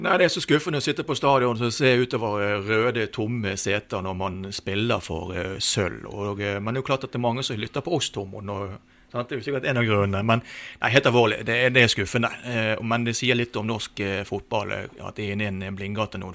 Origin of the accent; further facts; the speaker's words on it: Bergen, Vestland, Norway; jeg er jo født og oppvokst i Dalen og spilt for fyllingen.